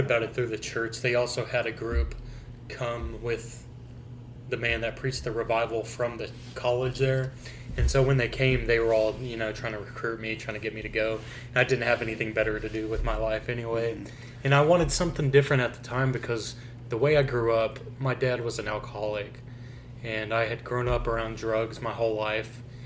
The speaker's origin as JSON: {"language": "English", "town": "McAlester", "region": "Oklahoma", "country": "United States", "said": "It was called Shady Grove Missionary Baptist Church, where I'm from in Oklahoma"}